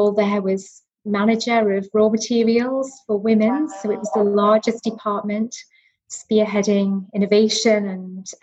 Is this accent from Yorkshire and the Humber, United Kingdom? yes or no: no; Northumberland, North East England, United Kingdom; accent: Newcastle twang; moved away as an adult; now in Cheshire, United Kingdom; I'm from the northeast. I grew up in Northumberland.